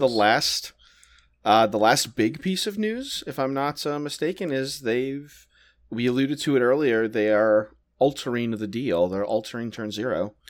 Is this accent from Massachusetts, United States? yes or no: no; New Orleans, Louisiana, United States; moved away; I grew up in New Orleans